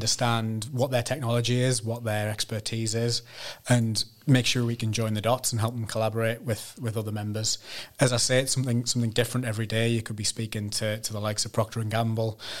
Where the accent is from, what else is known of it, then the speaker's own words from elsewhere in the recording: Sunderland, North East England, United Kingdom; from Sunderland, born and bred in Sunderland